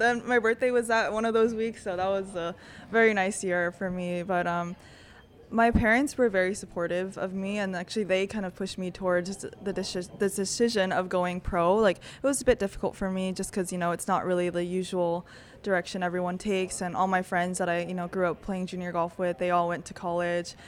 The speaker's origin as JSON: {"language": "English", "region": "California", "country": "United States", "tie": "born or raised there", "moved": "as an adult", "lives_now": "Texas, United States", "said": "coming back, um, to my home state. Like, I love California."}